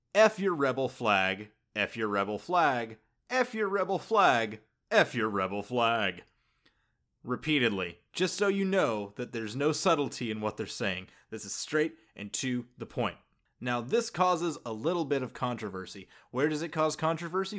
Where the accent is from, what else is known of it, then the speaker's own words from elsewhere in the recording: Georgia, United States; I grew up in the South. I'm from the great state of Georgia